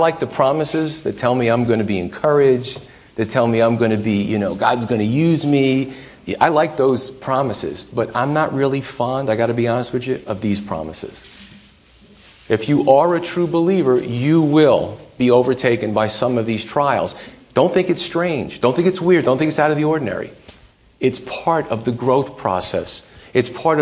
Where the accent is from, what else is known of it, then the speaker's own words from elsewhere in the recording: United States; us to swallow as Americans